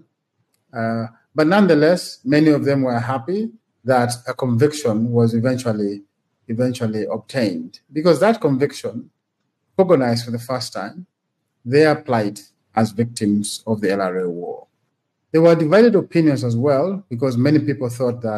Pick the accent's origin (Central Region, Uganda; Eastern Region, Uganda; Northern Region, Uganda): Northern Region, Uganda; Gulu; I grew up and studied in Gulu